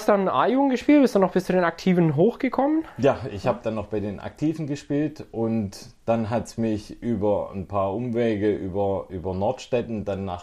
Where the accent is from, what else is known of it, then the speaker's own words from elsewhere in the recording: Ergenzingen, Baden-Württemberg, Germany; Das war auch bei uns daheim in Ergenzingen, war das so eher, ich sag mal, zweigeteilter Freundeskreis.